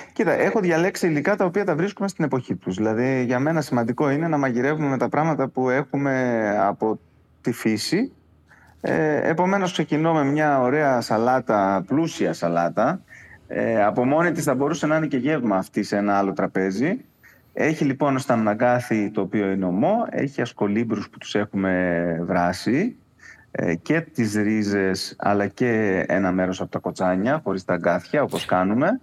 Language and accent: Greek; Crete, Greece; moved away as an adult; also born or lived in Kissamos; ε από την Κρήτη έφυγα πολύ μεγάλος. Δηλαδή, μέχρι και τα 28 μου δεν είχα ε, ταξιδέψει